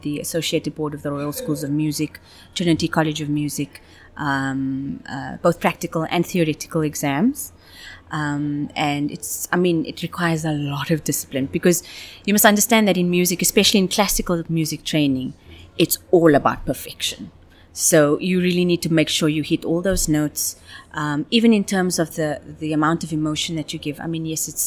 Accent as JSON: {"language": "English", "town": "Cape Town", "region": "Western Cape", "country": "South Africa", "tie": "born or raised there", "also_born_or_lived": "Johannesburg / Dubai", "moved": "as an adult", "said": "I was born in Cape Town"}